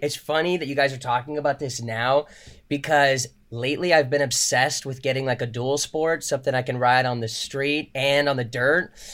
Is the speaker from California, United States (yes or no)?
yes; Orange County, California, United States; I grew up in Orange County